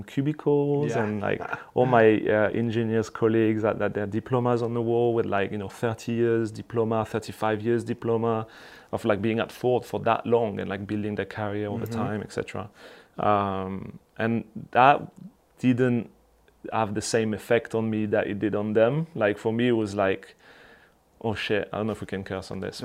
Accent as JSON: {"language": "English", "country": "France", "also_born_or_lived": "Bristol area, United Kingdom", "moved": "as an adult", "said": "I come from France"}